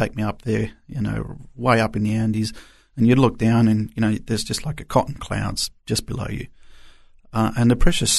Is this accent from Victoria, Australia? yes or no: yes; Melbourne, Victoria, Australia; English is a second language; also born or lived in Argentina / Chile; we migrated to Melbourne and stayed in Melbourne for a good 22 years. So most of my life, I grew up in Melbourne. Arrived here without a word of English